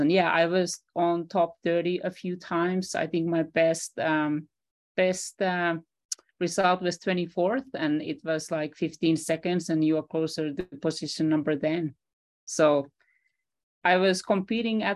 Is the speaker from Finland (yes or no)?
yes; Finland; I'm a 70s kid growing up in Finland